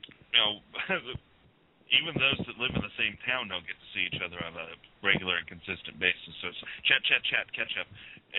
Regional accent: Yuma, Colorado, United States; now in Nebraska, United States; my hometown of Yuma, Colorado

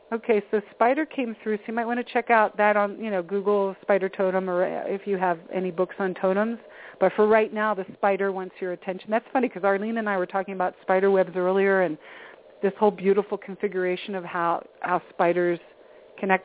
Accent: East Coast, United States; moved away; I'm originally from the East Coast

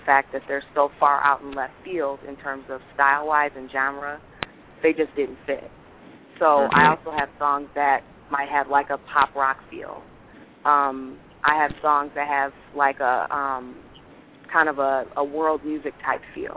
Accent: Lansing, Michigan, United States; also born or lived in Detroit, Michigan; I lived there until I was about six. And then we moved to Lansing.

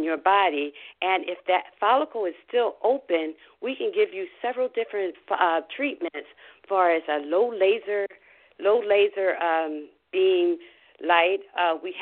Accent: Philadelphia, Pennsylvania, United States; now in Tampa, United States; an old girlfriend that I was brought up with in Philadelphia

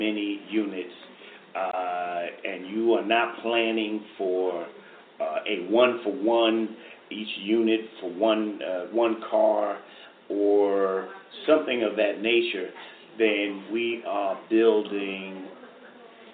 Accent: New York City, New York, United States; I mean, I grew up here. I was born in the Rockaways

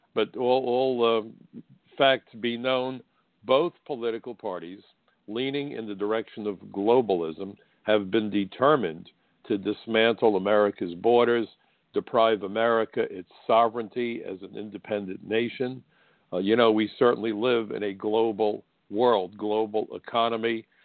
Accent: United States; my own country

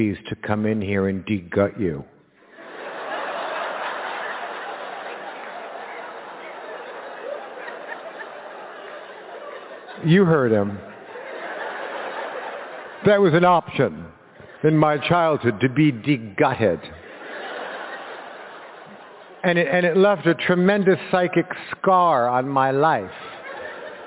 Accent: Los Angeles, California, United States; I was born in Los Angeles

